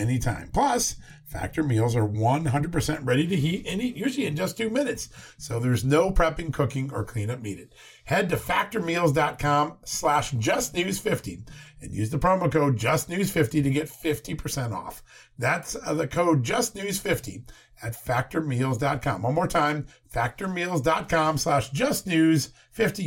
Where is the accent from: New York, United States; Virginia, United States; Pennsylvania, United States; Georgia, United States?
Virginia, United States; my home state, the great Commonwealth of Virginia